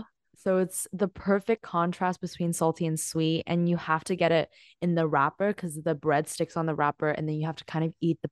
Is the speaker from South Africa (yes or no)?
no; Hong Kong; So growing up in Hong Kong